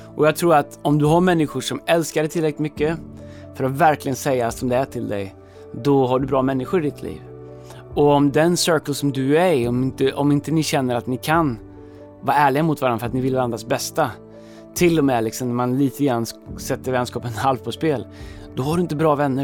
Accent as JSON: {"language": "Swedish", "country": "Sweden", "said": "som svenskar"}